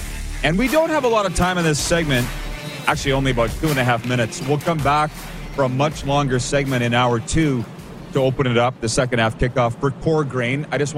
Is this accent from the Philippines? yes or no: no; Canada; growing up in Canada